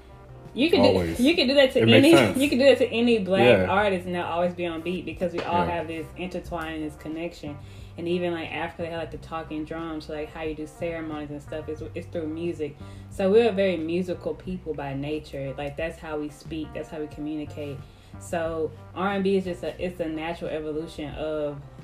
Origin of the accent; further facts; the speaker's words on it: Mobile, Alabama, United States; I'm from Mobile, Alabama